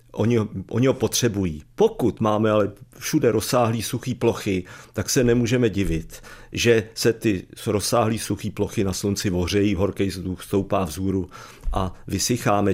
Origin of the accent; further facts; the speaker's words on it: Jindřichův Hradec, South Bohemian Region, Czechia; já jsem z Jindřichova Hradce